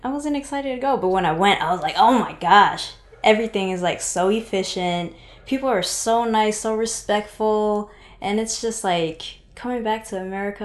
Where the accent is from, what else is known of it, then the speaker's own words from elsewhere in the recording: Seattle, Washington, United States; I'm originally from Seattle, Washington. Shout out Pacific Northwest.